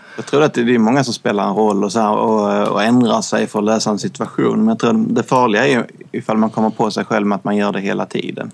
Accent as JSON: {"language": "Swedish", "region": "northwestern Skåne", "country": "Sweden", "tie": "born or raised there", "said": "Vi bodde i en lite, väldigt liten kustby i nordvästra Skåne. Det var typ fyra hus som jag minns det, när man var liten"}